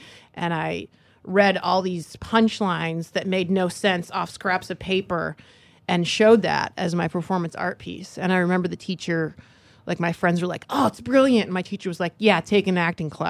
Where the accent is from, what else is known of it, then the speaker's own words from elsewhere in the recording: Michigan, United States; now in San Francisco, United States; No, I'm from Michigan. And then I was going to art school in Michigan, and this friend of mine said she was going to San Francisco for the semester.